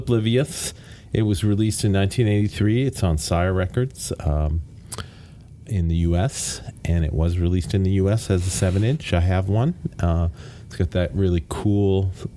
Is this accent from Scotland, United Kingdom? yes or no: yes; Glasgow, Scotland, United Kingdom; moved away; from Scotland, from the Glasgow area, my hometown.